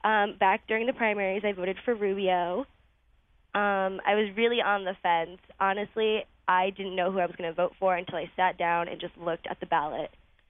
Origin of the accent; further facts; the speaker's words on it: Stratford, Connecticut, United States; But, in my hometown in Stratford, I kind of felt that there was a good amount of support for Trump still.